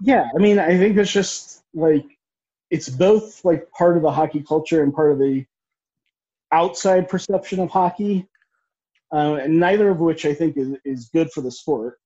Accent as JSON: {"language": "English", "country": "United States", "said": "I'm a person of color, I'm East Indian American"}